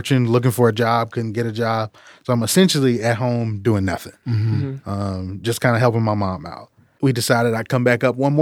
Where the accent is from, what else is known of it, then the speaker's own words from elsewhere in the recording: Polk County, Florida, United States; moved away; growing up in Polk County, Florida